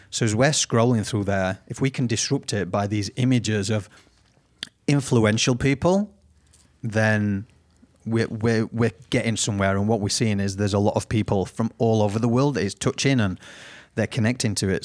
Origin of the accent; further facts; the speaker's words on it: United Kingdom; now in Australia; I haven't got an Aussie accent 'cause I'm originally from Britain